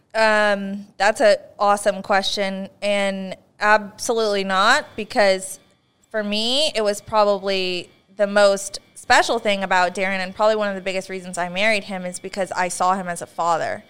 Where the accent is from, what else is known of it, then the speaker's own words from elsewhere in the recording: Northern California, United States; we're both from Northern California